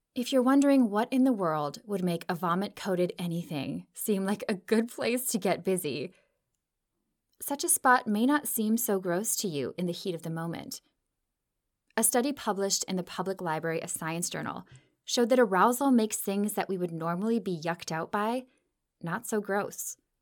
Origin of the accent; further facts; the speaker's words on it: Minnesota, United States; I grew up in the Midwest too, about a state over in Minnesota